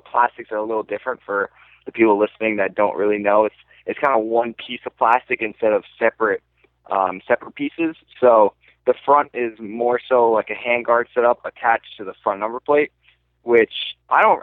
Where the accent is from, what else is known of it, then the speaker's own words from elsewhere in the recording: New York, United States; I'm from New York